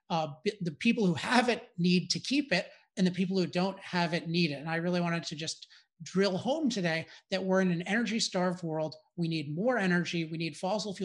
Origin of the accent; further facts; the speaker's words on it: California, United States; I'm from California